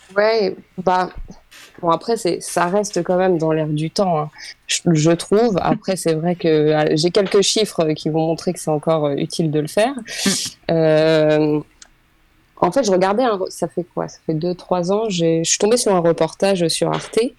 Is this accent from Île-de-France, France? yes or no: yes; Île-de-France, France; moved away as an adult; also born or lived in Oise, France; now in Senlis, France; moi j'ai grandi en Ile-de-France